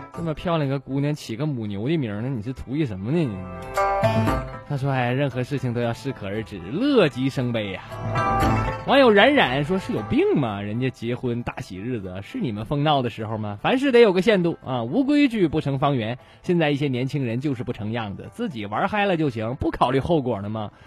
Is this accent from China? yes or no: yes; Shenyang, Liaoning, China; 咱们沈阳这边北方这边